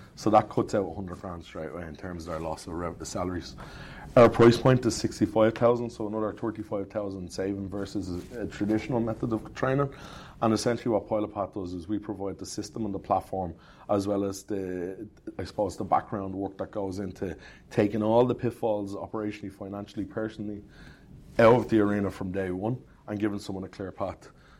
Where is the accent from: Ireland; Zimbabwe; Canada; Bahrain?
Ireland; Dublin, Leinster; I'm from Cherry Orchard in southwest Dublin.